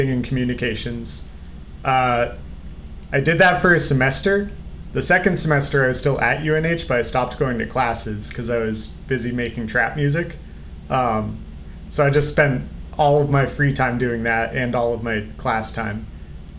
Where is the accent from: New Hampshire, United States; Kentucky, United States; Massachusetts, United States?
New Hampshire, United States; West Ossipee; I'm originally from West Ossipee, New Hampshire, which is kind of like out in the sticks